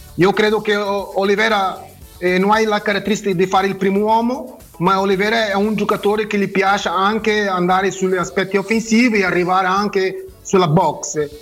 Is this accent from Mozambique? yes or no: yes; Mozambique; Italian is a second language; moved away; also born or lived in Portugal; sono nato a Mozambique, sono portoghese ma nato a Mozambique